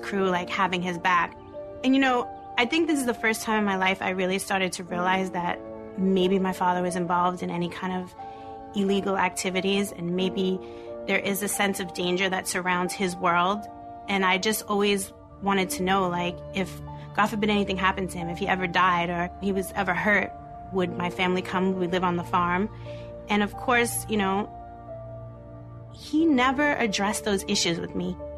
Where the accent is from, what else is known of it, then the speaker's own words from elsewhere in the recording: New York City, New York, United States; Growing up in Brooklyn was like one big happy family